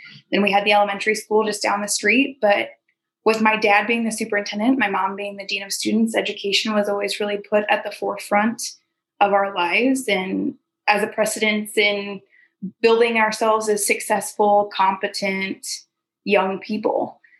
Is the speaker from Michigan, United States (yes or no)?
no; Julesburg, Colorado, United States; moved away as an adult; now in Lincoln, United States; I'm from Julesburg, Colorado originally. I'm currently in Lincoln, finishing my last year up at Wesleyan as a biology major